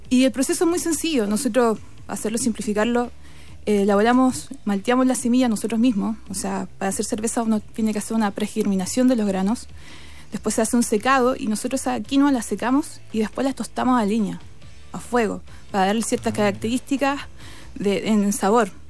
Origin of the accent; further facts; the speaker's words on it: Iquique, Tarapacá, Chile; now in Pica, Chile; Yo nací en Iquique. Eh, mi familia vivía ahí cuando es territorio peruano. Y después me trasladé a trabajar a Pica.